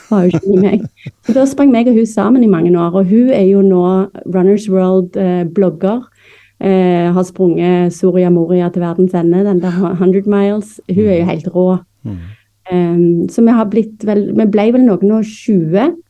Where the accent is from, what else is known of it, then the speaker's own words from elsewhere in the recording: Stavanger, Rogaland, Norway; accent: Stavanger dialect; moved away as an adult; also born or lived in Florida, United States / North Dakota, United States / Moss, Norway; now in Bærum, Norway; er jo født og oppvokst i Stavanger